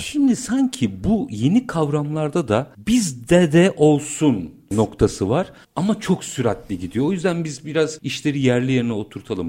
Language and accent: Turkish; Turkey; biz Türk'üz